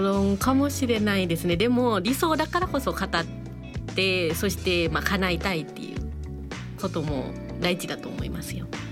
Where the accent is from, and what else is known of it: Thailand; now in Japan